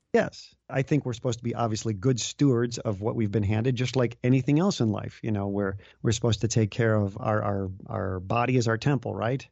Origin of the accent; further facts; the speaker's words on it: Chicago, Illinois, United States; moved away as an adult; I grew up in the Chicago area